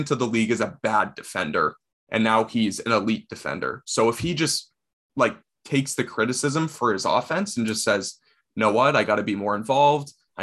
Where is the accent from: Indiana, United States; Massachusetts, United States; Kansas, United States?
Massachusetts, United States; Boston; We are from the Boston area.